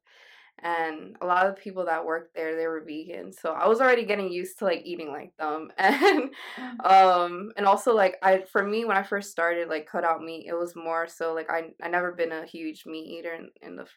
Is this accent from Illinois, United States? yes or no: no; New York, United States; I'm from New York.